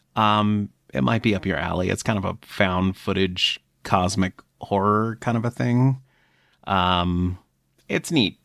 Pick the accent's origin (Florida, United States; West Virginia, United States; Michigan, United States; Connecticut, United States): Florida, United States; moved away; I grew up in Florida and like leaving Florida was one of the best things I ever did